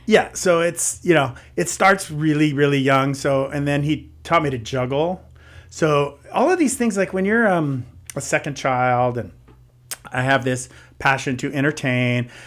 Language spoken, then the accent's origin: English; San Jose, California, United States; also born or lived in Los Gatos / Santa Cruz Mountains; grew up in San Jose, and so that was kind of my stomping grounds